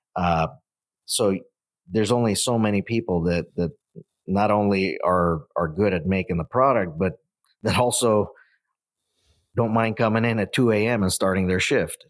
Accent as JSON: {"language": "English", "area": "Central Valley", "region": "California", "country": "United States", "tie": "born or raised there", "said": "we grew up in the Central Valley"}